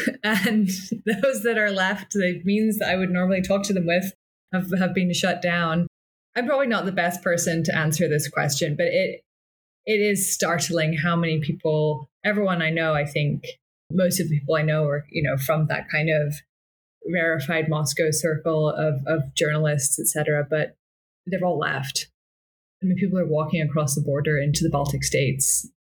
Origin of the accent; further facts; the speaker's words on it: Scotland, United Kingdom; I'm from Scotland, although my accent doesn't really give it away much anymore